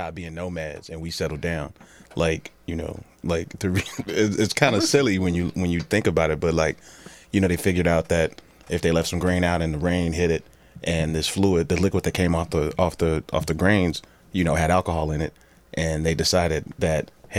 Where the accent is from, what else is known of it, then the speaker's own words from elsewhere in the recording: Chicago, Illinois, United States; also born or lived in Country Club Hills, Illinois; I was born in South Shore. And then we moved to the Burbs when I was 10.